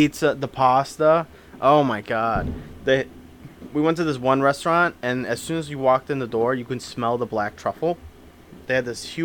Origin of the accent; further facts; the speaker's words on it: United States; I'm American